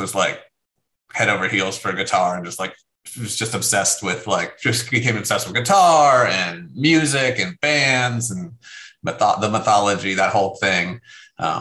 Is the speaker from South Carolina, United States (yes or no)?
no; Williamsport, Pennsylvania, United States; moved away as an adult; also born or lived in New Jersey / Berkeley / Brooklyn, New York; now in Oceanside, United States; I grew up in central Pennsylvania. Williamsport is the name of the little town